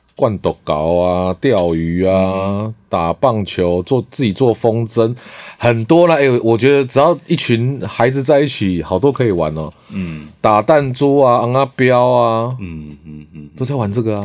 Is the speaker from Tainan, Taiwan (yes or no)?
no; Changhua County, Taiwan; moved away; also born or lived in Taipei; 其实我也不是那么道地的住，我是台北出生